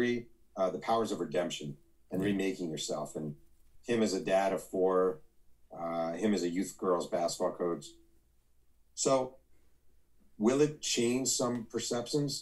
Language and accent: English; New York, United States; moved away as an adult; now in California, United States; I've been out here for 6 years in California. I'm from New York